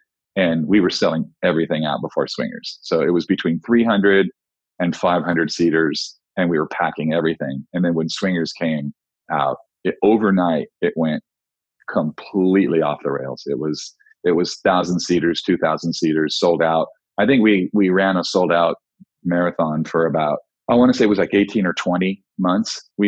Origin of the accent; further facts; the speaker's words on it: Oxnard, California, United States; also born or lived in Los Angeles, California; went back to my hometown of Ventura, California, Oxnard, California, to be more specific